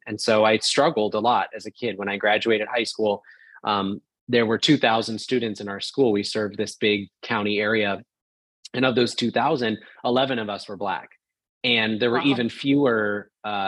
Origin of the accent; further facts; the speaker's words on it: rural town outside of Portland, Oregon, United States; moved away as an adult; also born or lived in Orlando, Florida; I grew up in a rural town outside of Portland, Oregon